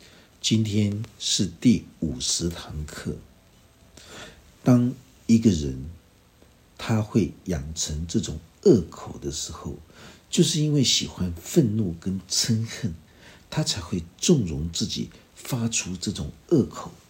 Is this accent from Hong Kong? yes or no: no; Taiwan; 我们台湾人经常会有很多的口头口头禅，那些口头禅都是一种呃乡土的一种气息。